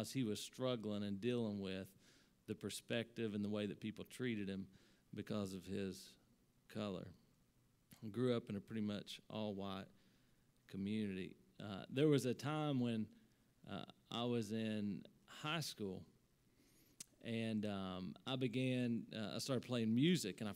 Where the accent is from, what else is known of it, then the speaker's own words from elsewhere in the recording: Salyersville, Kentucky, United States; also born or lived in Columbus, Ohio; I grew up in Sarrysville, Kentucky, primarily a white community